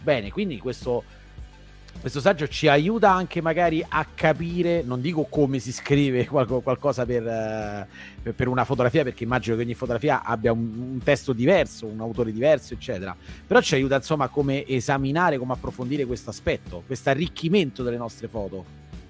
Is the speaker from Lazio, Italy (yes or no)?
yes; Rome, Lazio, Italy; io sono di Roma